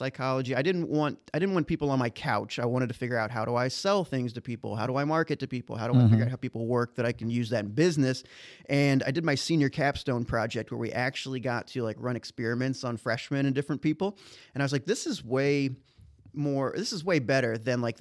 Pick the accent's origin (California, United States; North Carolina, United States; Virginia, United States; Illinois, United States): Illinois, United States; Dalton; moved away as an adult; also born or lived in Bethalto, Illinois / New York City; now in St. Louis, United States; Born and raised Dalton, Illinois